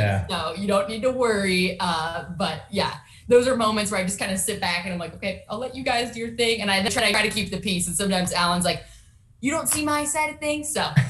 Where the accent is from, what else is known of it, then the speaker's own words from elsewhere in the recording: Southern California, United States; I grew up in Southern California